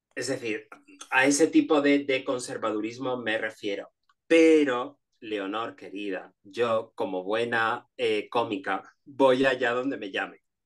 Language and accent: Spanish; Canary Islands, Spain; moved away as an adult; also born or lived in Madrid; yo nací en las Islas Canarias